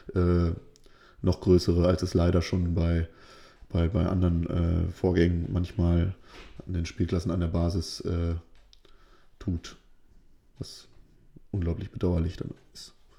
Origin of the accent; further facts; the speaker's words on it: Lower Saxony, Germany; bei uns in Niedersachsen jetzt, äh, in Norddeutschland.